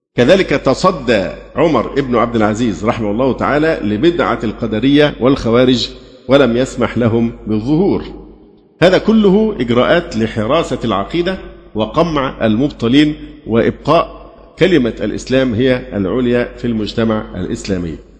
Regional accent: Egypt; اللي عندنا في مصر

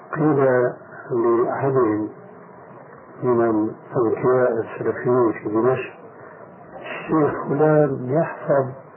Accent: Egypt; عندنا في مصر

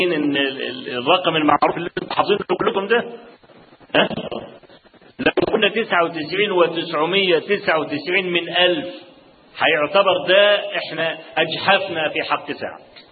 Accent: Kafr El Sheikh Governorate, Egypt; عندنا في كفر الشيخ

